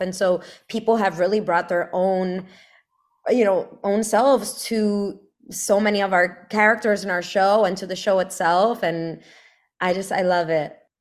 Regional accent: Brooklyn, New York, United States; also born or lived in Connecticut; I grew up in, in Brooklyn

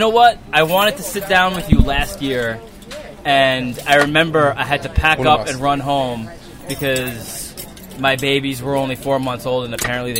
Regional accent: Commack, New York, United States; accent: Long Island; I'm originally from Commack, Long Island

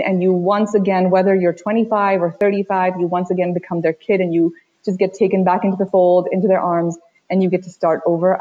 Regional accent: Washington, District of Columbia, United States; also born or lived in Uttar Pradesh, India; my family moved to the DC area when I was quite young. I spent the next 27 years or so living in DC. I went to school there.

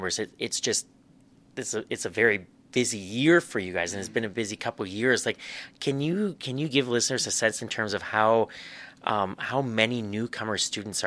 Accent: Swift Current, Saskatchewan, Canada; now in Saskatoon, Canada; I grew up in Swift Current

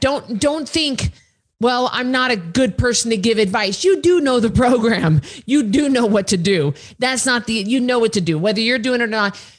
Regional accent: Idaho, United States; I'm from Idaho

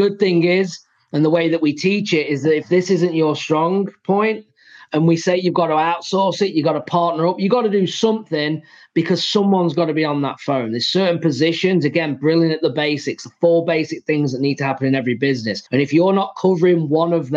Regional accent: England, United Kingdom; moved away as an adult; now in United States; I'm from England

